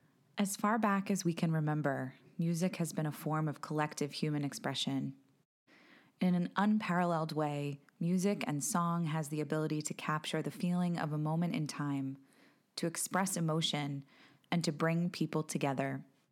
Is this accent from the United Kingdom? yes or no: no; United States; as American Jews